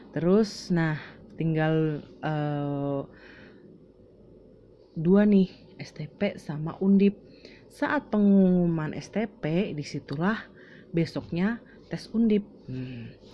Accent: Semarang, Central Java, Indonesia; now in Cikarang, Indonesia; aku asal Semarang, lahir 7 Desember 93, anak pertama dari empat bersaudara juga dan di sini sekarang sudah bekerja puji Tuhan sekali itu di salah satu hotel international chain di Cikarang.

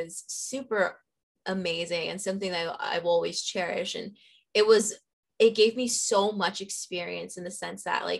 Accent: Los Angeles, California, United States; born or raised there

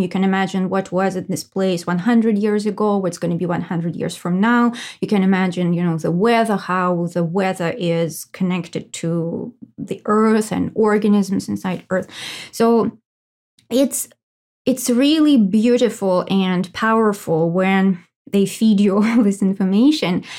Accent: Russia; moved away as an adult; I was born in Russia and I lived for like twenty-five years. I guess the first twenty-five years of my life I, uh, lived in Russia.

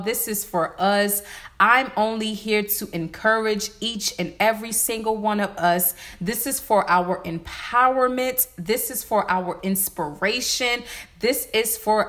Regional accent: Varnville, South Carolina, United States; I'm from Varnville. That's in Hampton County

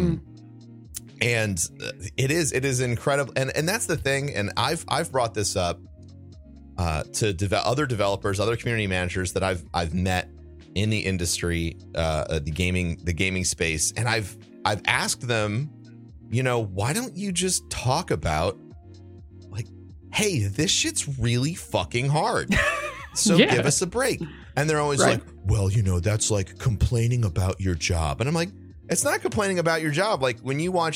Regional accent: Midwest, United States; also born or lived in St. Louis; Culturally, I'm an American. I'm from the Midwest.

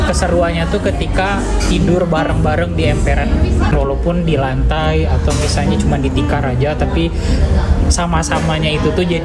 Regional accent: Padang, West Sumatra, Indonesia; Kan kampung gue di Sumbar di Padang.

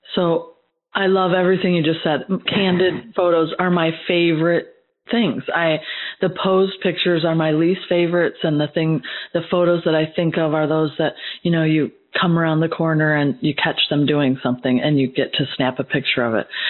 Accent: Midwest, United States; now in Georgia, United States; as a Midwesterner myself

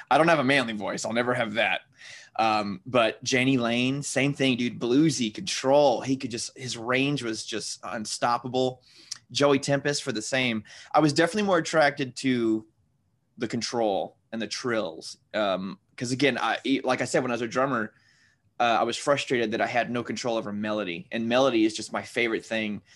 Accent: Louisiana, United States; I'm in Louisiana right now.

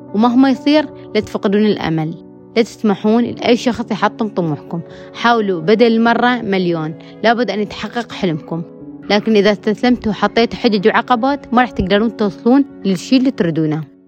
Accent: Diyala Governorate, Iraq; من العراق تحديدا من محافظة ديالى

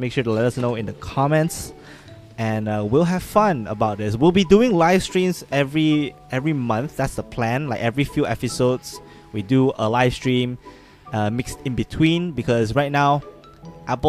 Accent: Malaysia; We're two Malaysian friends

